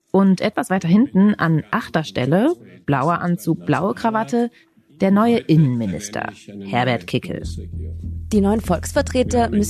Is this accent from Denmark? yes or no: no; Austria; so heißt es bei uns in Österreich